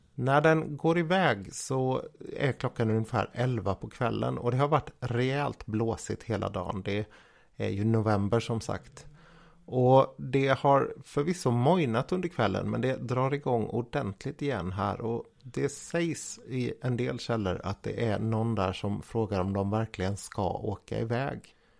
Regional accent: Jönköping, Jönköping County, Sweden; som Jönköpingsbo

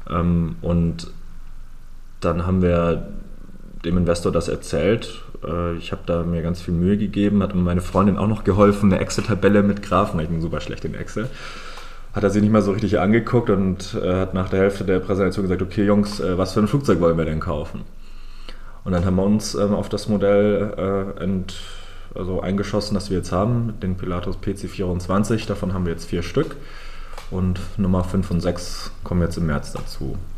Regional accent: Lake Constance area, Germany; Also ich bin am Bodensee im schönen Süden aufgewachsen, ähm, bin dann ähm, nach meinem Fachabi ähm, nach Hamburg gezogen

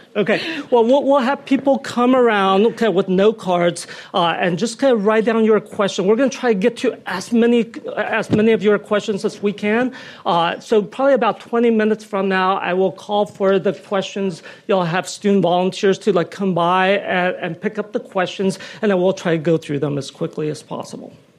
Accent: California, United States; as a Californian

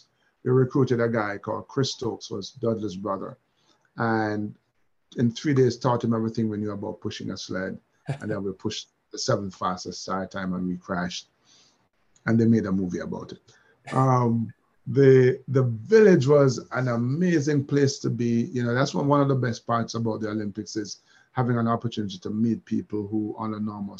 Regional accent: Jamaica

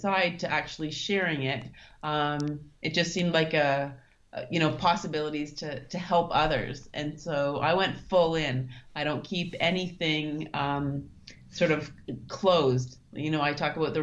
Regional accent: Thunder Bay, Ontario, Canada; moved away as an adult; also born or lived in Germany / Singapore / Russia; now in Kathmandu, Nepal; I'm originally from Thunder Bay

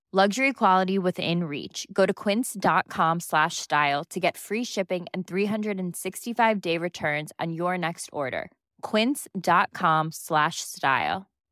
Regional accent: Chicago, Illinois, United States; now in Los Angeles, United States; I'm from, I grew up in Chatham, in Chicago

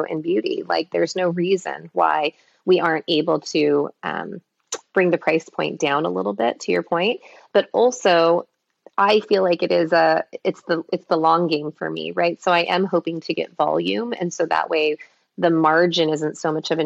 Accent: Los Angeles, California, United States; also born or lived in Minnesota; my parents immigrated from Taiwan, I was born in Minnesota, I grew up in Los Angeles, but inland Los Angeles

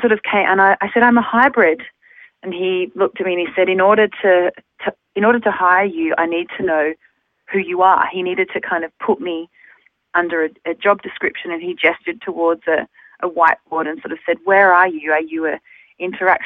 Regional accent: Melbourne, Victoria, Australia; moved away as an adult; also born or lived in London; now in Amsterdam, Netherlands; I'm from Melbourne, but I was actually born in London. So I have, dual citizenship. And I moved to Australia when I was 3 years old

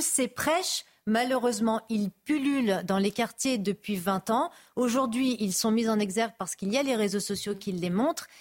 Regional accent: France; je suis française d'origine algérienne.

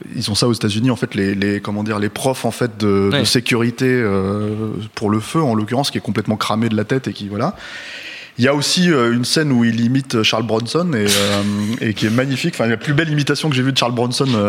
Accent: France; on est français

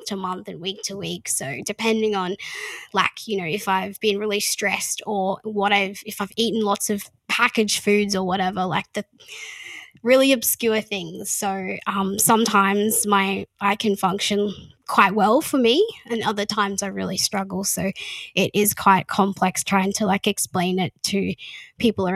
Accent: Mission Beach, Queensland, Australia; I'm from Mission Beach near Cairns.

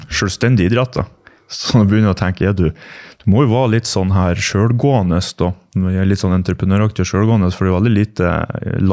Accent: Vågå, Innlandet, Norway; jeg vokste opp i Vågå, Gudbrandsdalen

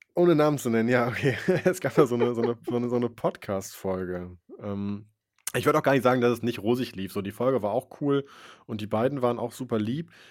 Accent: Wipperfürth, North Rhine-Westphalia, Germany; Ich bin geboren in Wipperfürth

